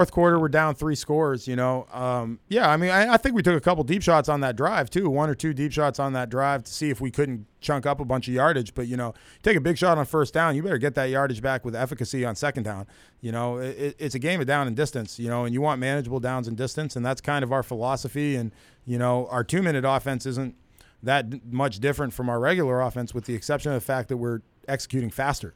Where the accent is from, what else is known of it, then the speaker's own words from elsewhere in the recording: United States; as an American